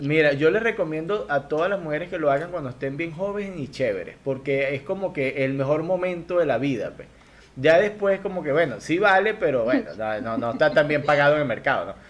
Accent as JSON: {"language": "Spanish", "country": "Venezuela"}